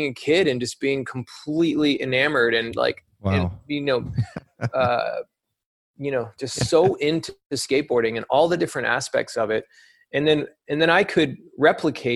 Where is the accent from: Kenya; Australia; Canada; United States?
United States; Alabama; moved away; also born or lived in Florida; growing up in Alabama, I discovered skateboarding around 11, 12 years old.